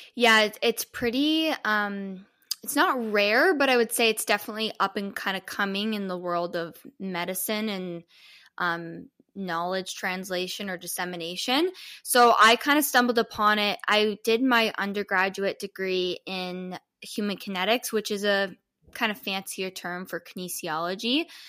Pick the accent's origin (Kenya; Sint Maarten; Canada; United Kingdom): Canada; Toronto, Ontario; I'm from Toronto, Canada.